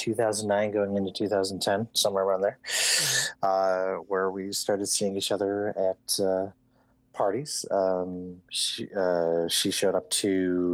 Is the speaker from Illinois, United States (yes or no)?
yes; Evergreen Park, Illinois, United States; I grew up on the south side of Chicago, in a suburb just outside of Chicago called Evergreen Park